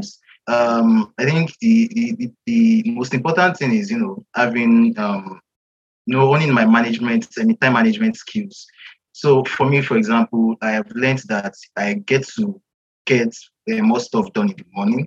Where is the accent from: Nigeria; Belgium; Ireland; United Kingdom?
Nigeria; I'm from Nigeria.